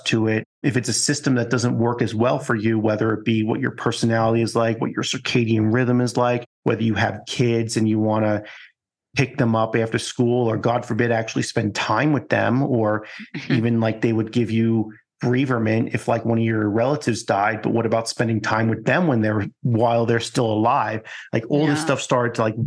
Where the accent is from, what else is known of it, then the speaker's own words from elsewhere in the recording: Long Island, New York, United States; growing up in Long Island